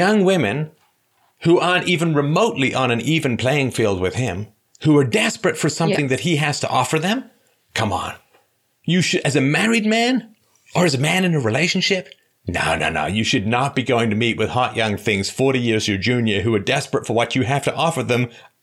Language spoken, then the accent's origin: English; United Kingdom; I'm just British